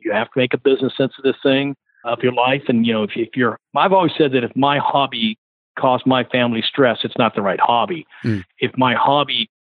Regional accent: Lakewood, California, United States; I grew up in Lakewood, so I went to church with the Mooneyhams

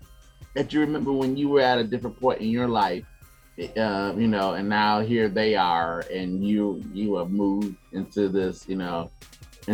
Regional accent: Chicago, Illinois, United States; moved away; I'm originally from Chicago, and I've been teaching now for about 6 years, and this is my first opportunity to teach in the Chicagoland area, to be around students in high school where I grew up.

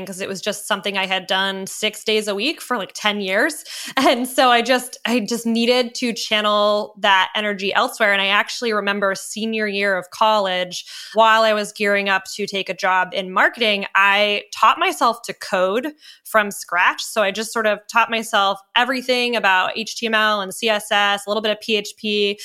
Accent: New England, United States; moved away as an adult; also born or lived in Seattle; I grew up in New England

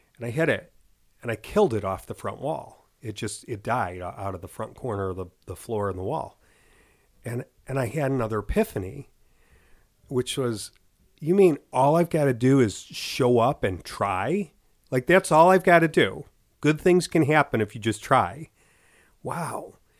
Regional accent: Chicago, Illinois, United States; from Chicago

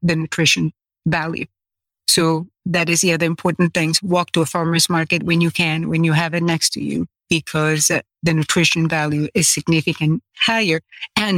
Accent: Sicily, Italy; moved away; growing up in Sicily, no one ate anything that came from any boxes

